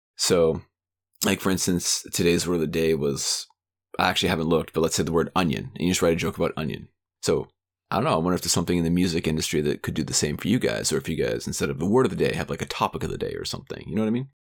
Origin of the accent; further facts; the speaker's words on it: Canada; my home country of Canada